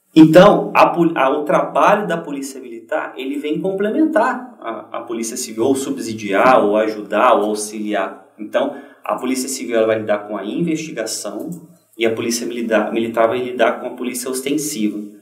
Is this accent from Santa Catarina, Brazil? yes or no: no; Juiz de Fora, Minas Gerais, Brazil; moved away as an adult; also born or lived in Paraná; lá na minha cidade de Juiz de Fora